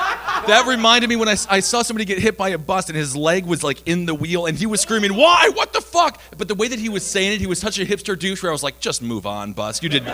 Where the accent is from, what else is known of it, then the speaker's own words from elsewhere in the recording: United States; I'm an American